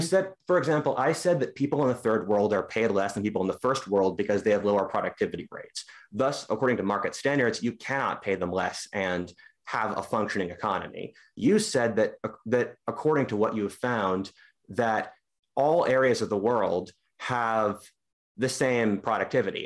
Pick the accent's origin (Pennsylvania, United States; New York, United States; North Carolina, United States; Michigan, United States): Pennsylvania, United States; Philadelphia; I'm from Philadelphia